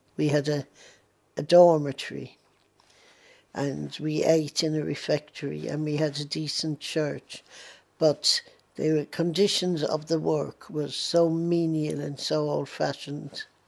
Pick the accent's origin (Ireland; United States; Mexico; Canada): Ireland; now in London, United Kingdom; I still look on Ireland as my home. I am an Irish patriot